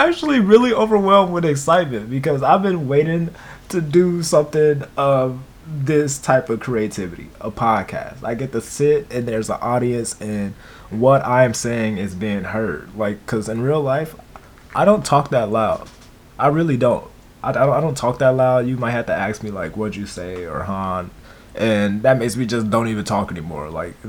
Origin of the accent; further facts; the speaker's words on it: Milwaukee, Wisconsin, United States; I was born to Teresa Bowens and James Williams in Milwaukee, Wisconsin. I lived in Milwaukee, Wisconsin up until I was 7.